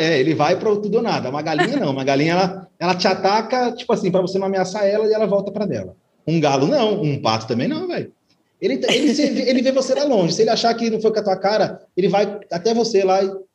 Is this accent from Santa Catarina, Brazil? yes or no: no; Assis, São Paulo, Brazil; nasci em São Paulo, Zona Norte. Minha família é toda de lá, minha pequena família é toda de lá e vim para o interior é muito novo, por causa de separação dos pais